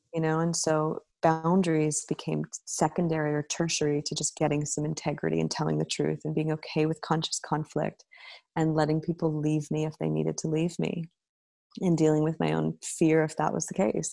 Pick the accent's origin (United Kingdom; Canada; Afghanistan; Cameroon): Canada; as a Canadian and in my family structure